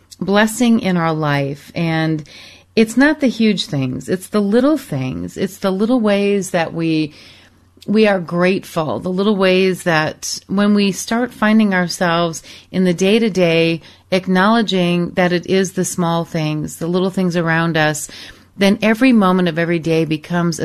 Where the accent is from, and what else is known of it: Michigan, United States; born or raised there; moved away as an adult; also born or lived in Arizona / Europe